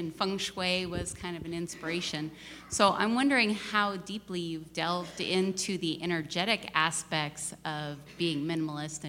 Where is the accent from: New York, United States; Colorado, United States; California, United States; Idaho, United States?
Idaho, United States; Hauser; I'm from Hauser Lake, Idaho, just over the border